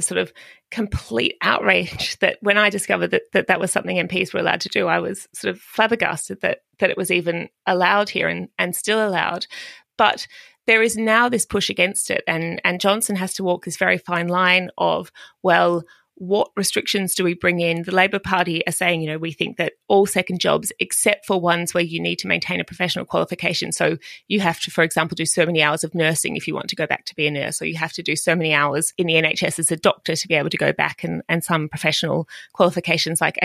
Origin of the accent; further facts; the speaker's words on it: Australia; moved away as an adult; now in London, United Kingdom; coming to the UK as an Australian